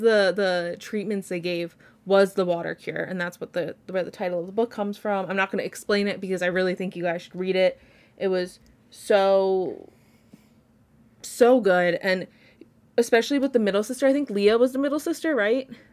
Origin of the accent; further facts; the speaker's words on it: Long Island, New York, United States; I'm from Long Island